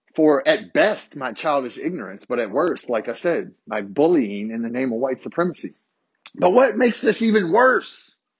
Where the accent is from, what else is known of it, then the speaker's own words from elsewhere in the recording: Harrisonburg, Virginia, United States; I grew up in Harrisonburg, a majority white city, small city